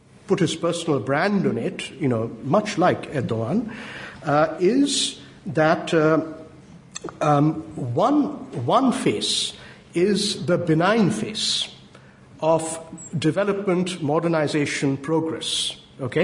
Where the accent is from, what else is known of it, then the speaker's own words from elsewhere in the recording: West Bengal, India; now in United Kingdom; my home state, West Bengal